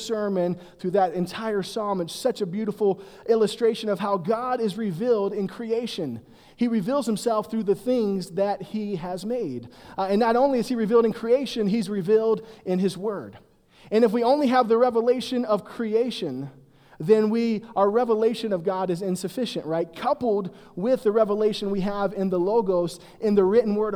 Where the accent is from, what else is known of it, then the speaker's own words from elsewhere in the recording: South Carolina, United States; moved away as an adult; also born or lived in Virginia / Denver; now in Boulder, United States; I was born in Virginia, but grew up in South Carolina, so I'm an East Coast boy.